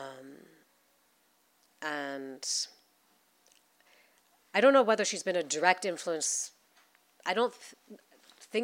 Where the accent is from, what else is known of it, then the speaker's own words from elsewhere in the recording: Mexico City, Mexico; also born or lived in New York, United States / Netherlands; now in London, United Kingdom; many years of growing up in Mexico